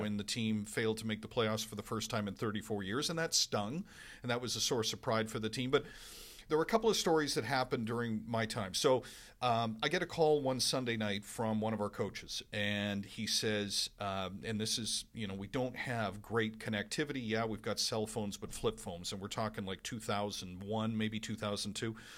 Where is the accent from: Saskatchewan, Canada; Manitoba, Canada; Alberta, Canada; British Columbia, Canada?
British Columbia, Canada; Vancouver; moved away as an adult; also born or lived in Winnipeg; now in Edmonton, Canada; I lived thirty-one years in Vancouver. That's really home for me